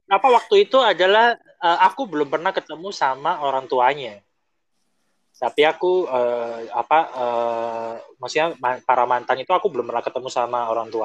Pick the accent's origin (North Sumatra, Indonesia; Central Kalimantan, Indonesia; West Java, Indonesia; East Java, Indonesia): East Java, Indonesia; Surabaya; also born or lived in Taiwan; senior-senior Indonesia waktu di Taiwan itu kan yang pertama mantannya orang Jakarta ya kan aku orang Surabaya